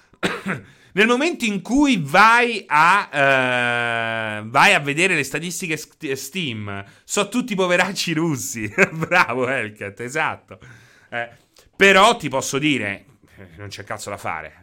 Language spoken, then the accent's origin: Italian; Chieti, Abruzzo, Italy; sono di Chieti